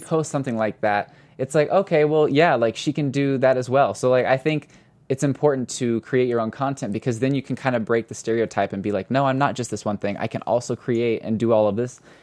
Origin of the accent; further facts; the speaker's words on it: Missouri, United States; now in Los Angeles, United States; I'm from Missouri